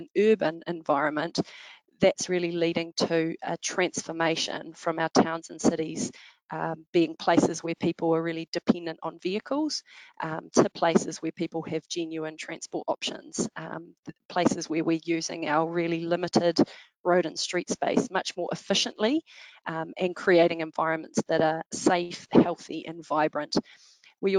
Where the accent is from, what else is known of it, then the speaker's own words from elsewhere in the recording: Wellington, New Zealand; Wellington, my hometown.